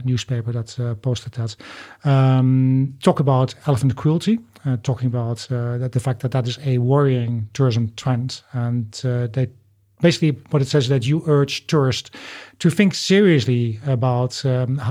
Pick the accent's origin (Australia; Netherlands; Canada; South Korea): Netherlands; now in United Kingdom; I live in the UK, but my home country is the Netherlands.